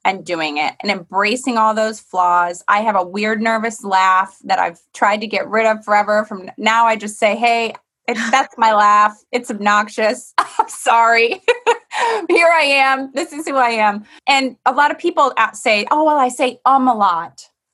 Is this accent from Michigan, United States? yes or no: yes; Michigan, United States; moved away; I grew up in Michigan